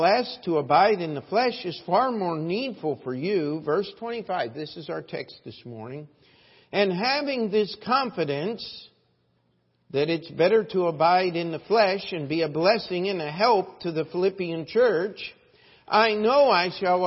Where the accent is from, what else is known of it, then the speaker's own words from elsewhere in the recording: Baltimore, Maryland, United States; I'm of Baltimore, Maryland.